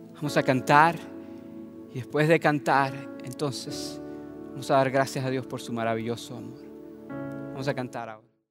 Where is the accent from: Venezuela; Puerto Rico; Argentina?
Venezuela; moved away; el país donde yo nací y crecí. Yo soy de Venezuela